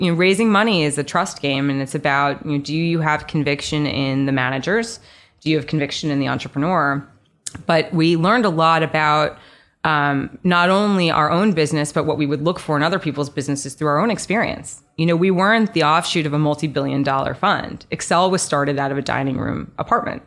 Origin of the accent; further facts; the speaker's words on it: New York, United States; also born or lived in Nashville; I grew up here in New York. Um, so born and raised New Yorker, went to school here, college here, law school here